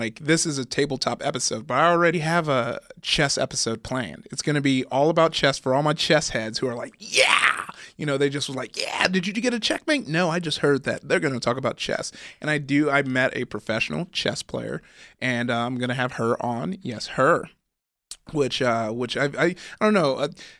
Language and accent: English; California, United States; growing up in SoCal, our big thing was like.